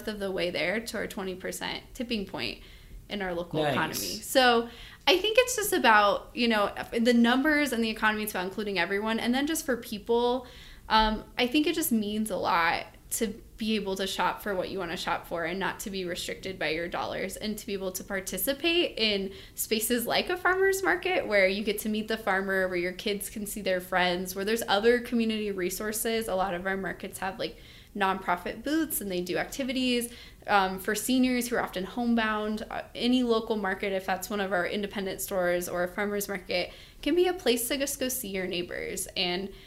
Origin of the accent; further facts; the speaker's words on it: Grand Junction, Colorado, United States; moved away as an adult; also born or lived in Michigan; I'm from Grand Junction